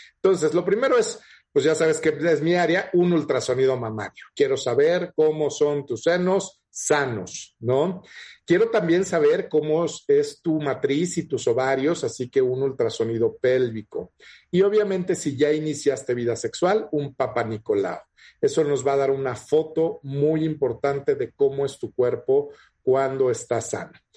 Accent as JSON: {"language": "Spanish", "country": "Mexico", "said": "Tenemos muchos diabéticos en México"}